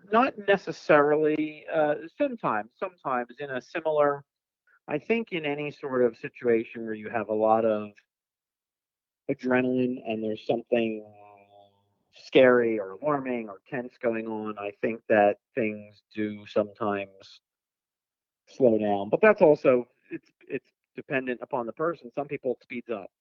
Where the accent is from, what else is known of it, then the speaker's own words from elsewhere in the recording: Philadelphia, Pennsylvania, United States; now in West Coast, United States; I grew up in uh, Philadelphia, so I'm originally from the East Coast